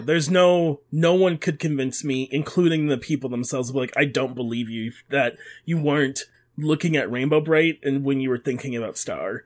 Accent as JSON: {"language": "English", "town": "Detroit", "region": "Michigan", "country": "United States", "tie": "born or raised there", "said": "I grew up in Detroit"}